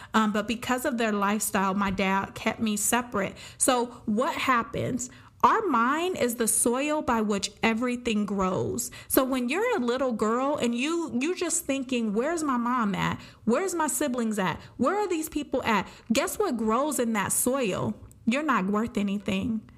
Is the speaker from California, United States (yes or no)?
yes; Pomona, California, United States; I am from Pomona, California